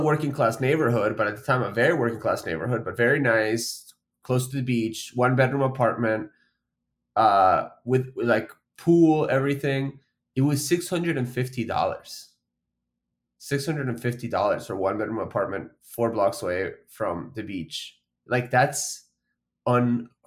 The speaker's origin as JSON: {"language": "English", "region": "Florida", "country": "United States", "tie": "born or raised there", "also_born_or_lived": "Argentina", "said": "I first came to Florida back in 2001. I mean, I was a child"}